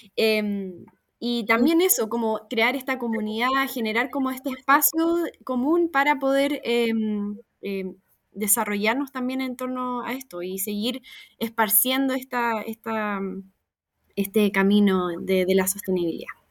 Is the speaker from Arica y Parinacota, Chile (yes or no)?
no; Viña del Mar, Valparaíso, Chile; also born or lived in Valdivia / Concepción; yo nací en Valdivia, eh, mi familia se formó en Valdivia y luego nos vinimos a, Viña y pasamos por Conce y después Viña, cuando yo tenía, no sé, cinco años, así que la verdad también soy viña marina de corazón